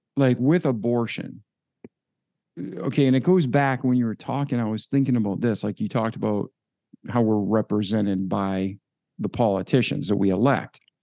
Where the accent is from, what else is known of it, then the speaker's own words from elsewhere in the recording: outside of Boston, Massachusetts, United States; moved away; growing up outside of Boston